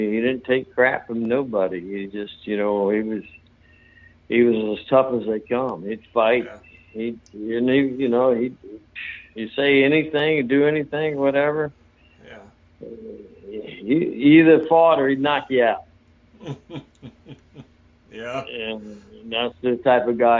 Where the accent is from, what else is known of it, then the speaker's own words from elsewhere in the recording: St. Petersburg, Florida, United States; also born or lived in Hawaii / North Carolina; I grew up here in St. Petersburg, Florida, where I'm still at, and I'm one block over from where I grew up, where I was raised as a child